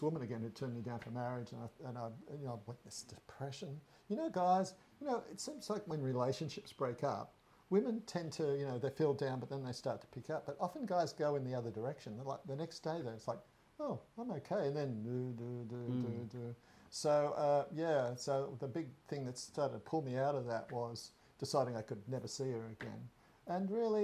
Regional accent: west of Sydney, New South Wales, Australia; moved away as an adult; now in Pattaya, Thailand; I'm originally born onto a small farm west of Sydney

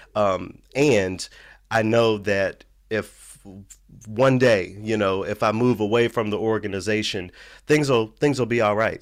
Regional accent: Memphis, Tennessee, United States; moved away; I grew up in Memphis. I grew up in a predominantly black city

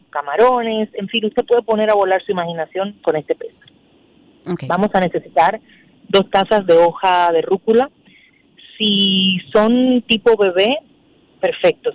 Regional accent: Dominican Republic; nosotros como dominicanos

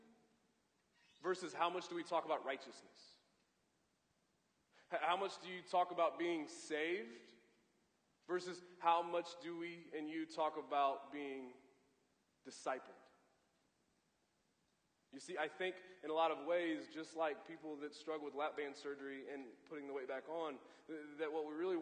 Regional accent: Columbia, Missouri, United States; I grew up in Columbia, went to Mizzou

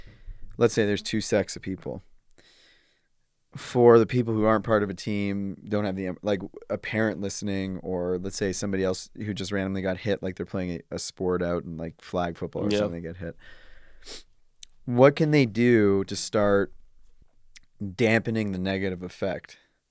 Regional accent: Canada; I'm from Canada, so different healthcare system, but went to the hospital, waited hours.

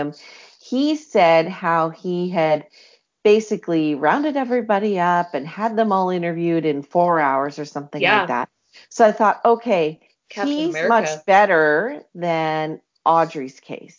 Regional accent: Canada; when you live in Canada

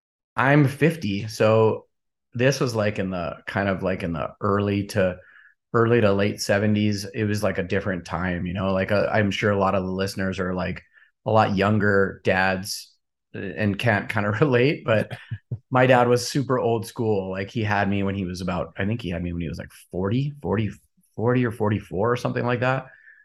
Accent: Kona, Hawaii, United States; I was born and raised in Hawaii.

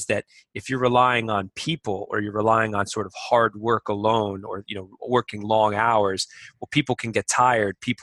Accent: Boston, Massachusetts, United States; moved away as an adult; now in Shanghai, China; growing up in Massachusetts, I was a wrestler

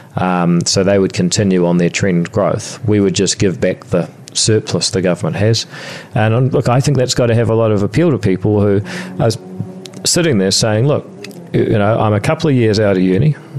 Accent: Whangarei, Northland, New Zealand; also born or lived in Palmerston North; I was born in Palmerston North, and um, about the same time as I learned to walk, I also left there and um, went to moved to Whangarei

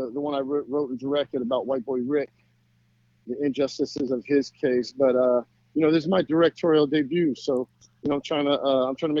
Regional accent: United States; I grew up in this country. You know, I love America

